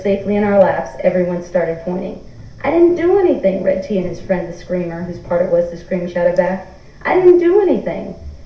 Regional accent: New York City, New York, United States; also born or lived in Bed-Stuy, Brooklyn; I'm from New York City. I grew up in a tiny row old flat apartment in a tenement building in Lower Manhattan

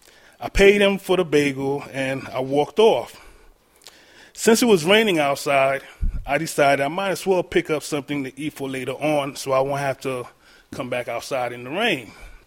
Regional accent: New York City, New York, United States; I was born and raised in Brooklyn, New York

